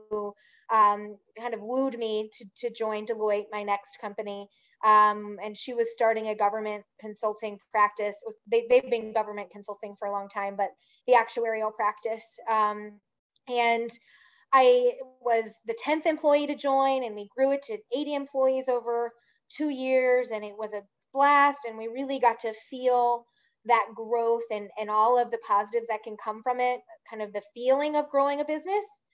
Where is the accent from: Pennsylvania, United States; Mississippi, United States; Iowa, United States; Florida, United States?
Pennsylvania, United States; outside of Philadelphia; moved away; also born or lived in Virginia; I grew up outside of Philadelphia